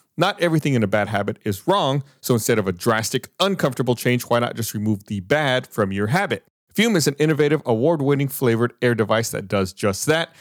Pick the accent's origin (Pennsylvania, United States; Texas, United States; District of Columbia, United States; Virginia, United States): Texas, United States; Austin; I was born here in Austin